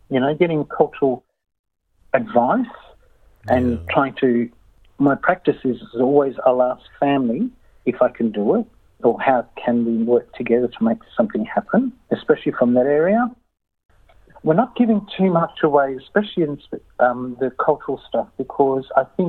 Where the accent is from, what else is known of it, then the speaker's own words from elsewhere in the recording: Yirrkala, Northern Territory, Australia; I'm from Yirrkala, and it's the Ruritingo clan